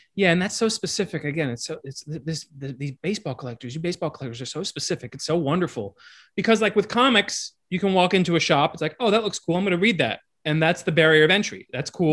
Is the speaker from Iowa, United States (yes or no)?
no; Miami, Florida, United States; I grew up in Miami